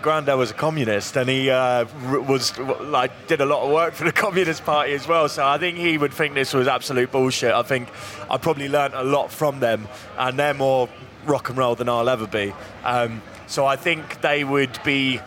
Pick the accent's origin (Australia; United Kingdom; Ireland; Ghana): United Kingdom; Hastings, South East England; Hastings has become somewhere, like, when I was growing up there, it was rough.